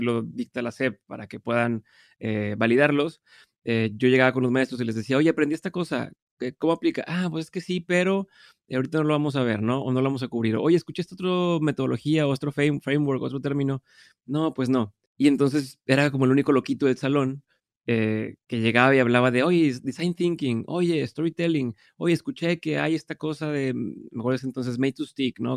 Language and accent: Spanish; Monterrey, Nuevo León, Mexico; soy de Monterrey, vivo en Monterrey